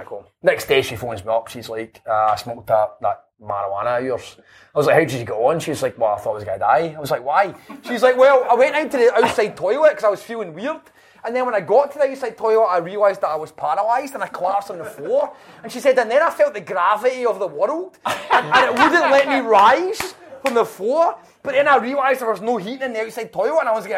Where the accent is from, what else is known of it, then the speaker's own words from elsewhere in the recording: Glasgow, Scotland, United Kingdom; also born or lived in Airdrie; I grew up in East End of Glasgow, but I moved to Airdrie